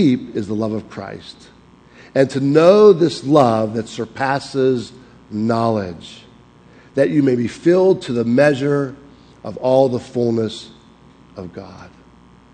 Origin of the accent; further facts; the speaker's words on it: Pittsburgh, Pennsylvania, United States; accent: Pittsburgh; moved away as an adult; also born or lived in Springfield, Missouri; I'm from Pittsburgh.